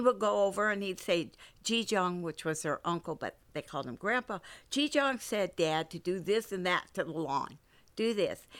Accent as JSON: {"language": "English", "town": "San Francisco", "region": "California", "country": "United States", "tie": "born or raised there", "moved": "yes", "said": "I grew up in San Francisco"}